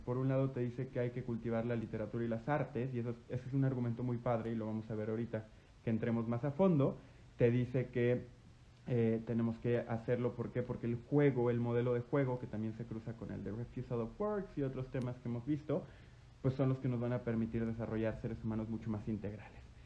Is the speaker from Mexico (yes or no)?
yes; Guanajuato, Mexico; desde mi primaria hasta mi, y toda mi secundaria estudié en el Lux, en el Instituto Lux en Guanajuato